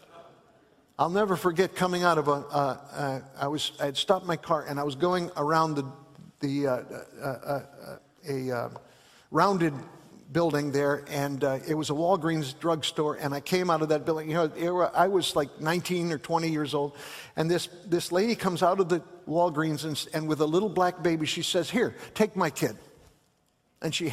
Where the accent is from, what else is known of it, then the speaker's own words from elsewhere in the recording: Chicago, Illinois, United States; I grew up in Chicago